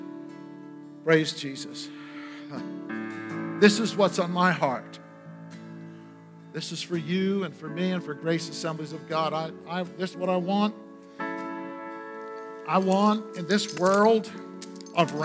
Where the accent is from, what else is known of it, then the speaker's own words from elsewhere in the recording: Maine, United States; We didn't have any money when we were growing up in Maine